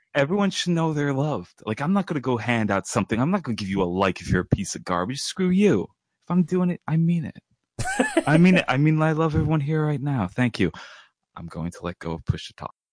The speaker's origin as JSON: {"language": "English", "region": "New York", "country": "United States", "said": "I'm from New York"}